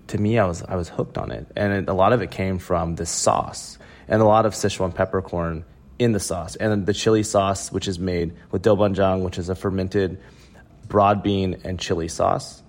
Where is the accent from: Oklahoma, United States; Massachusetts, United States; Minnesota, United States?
Oklahoma, United States; growing up in Oklahoma